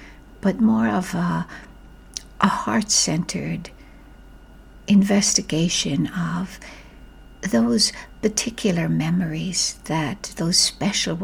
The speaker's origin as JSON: {"language": "English", "country": "Ireland", "tie": "born or raised there", "said": "my childhood growing up in Ireland"}